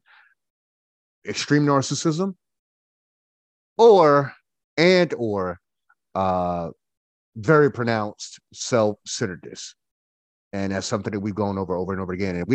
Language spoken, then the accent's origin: English; Goldsboro, North Carolina, United States; now in Winston-Salem, United States; I am from Goldsboro. I am a Goldsboroianite from Goldsboro